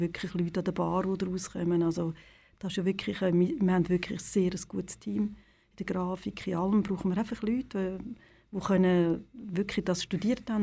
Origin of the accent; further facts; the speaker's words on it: Lenzburg, Aargau, Switzerland; ich komme aus Lenzburg und ja. bin im Tomasini groß geworden